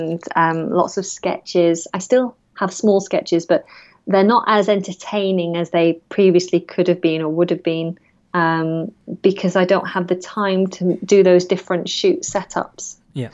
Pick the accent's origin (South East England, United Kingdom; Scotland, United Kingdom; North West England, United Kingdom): North West England, United Kingdom; accent: northern; And I lost my northern accent. So I'm a Lancashire girl. And through the process of drama school, I kind of changed my accent.